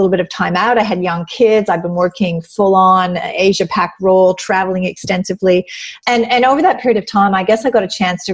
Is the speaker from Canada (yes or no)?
yes; Canada; moved away as an adult; now in Australia; I'm originally from Canada. I've moved here like 24 years ago because I met an Aussie